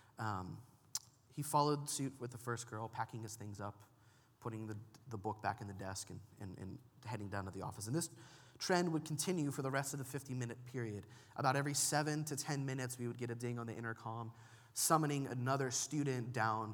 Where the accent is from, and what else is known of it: United States